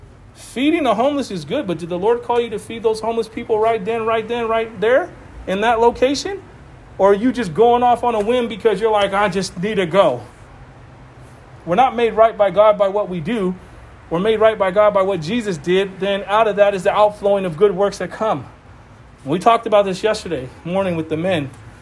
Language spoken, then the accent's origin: English; Boston, Massachusetts, United States; It's like I was from Boston. I talked about it. Super wicked.